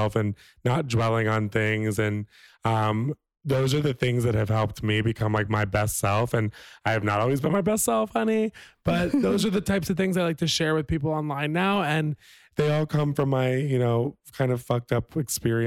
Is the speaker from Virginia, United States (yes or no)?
yes; Virginia, United States; I'm from Virginia, a little Southern boy.